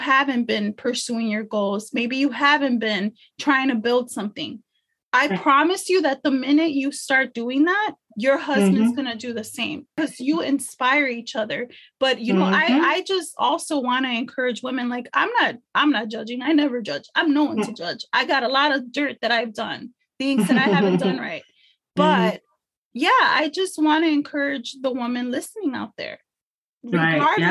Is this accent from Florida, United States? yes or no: no; Chicago, Illinois, United States; For all my Chicago people, I grew up in Little Village.